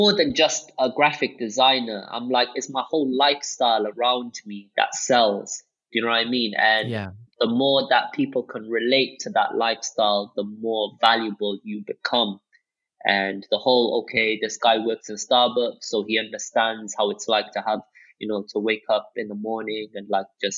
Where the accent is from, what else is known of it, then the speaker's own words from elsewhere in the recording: Cardiff, Wales, United Kingdom; growing up in Wales, racism was normal